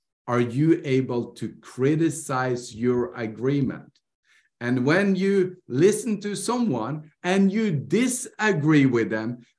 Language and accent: English; Norway; I grew up in Norway.